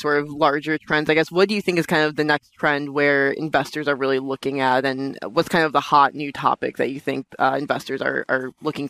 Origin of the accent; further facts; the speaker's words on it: New York City, New York, United States; I'm from Brooklyn